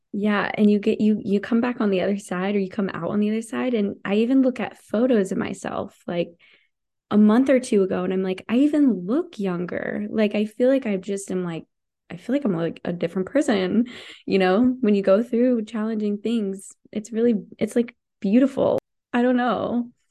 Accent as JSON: {"language": "English", "country": "United States", "also_born_or_lived": "Montana", "said": "I'm from Idaho, Washington, people are always hunting"}